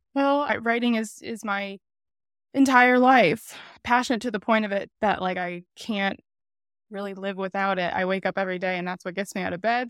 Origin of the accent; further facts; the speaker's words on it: Wolcott, Connecticut, United States; I am from Connecticut. I was born in Connecticut. grew up in Connecticut